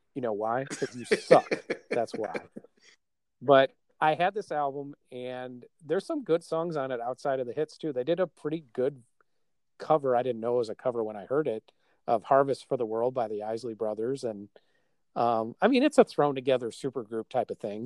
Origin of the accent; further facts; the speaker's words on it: Milwaukee, Wisconsin, United States; we're from Milwaukee